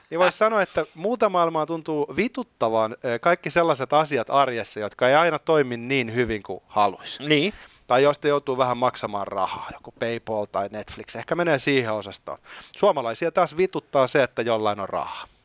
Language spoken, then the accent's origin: Finnish; Finland; me suomalaiset ollaan tällaisia